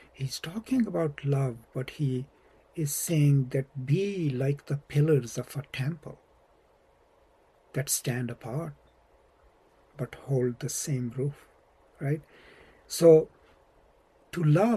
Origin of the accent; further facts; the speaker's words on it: Pakistan; now in United States; I'm from Pakistan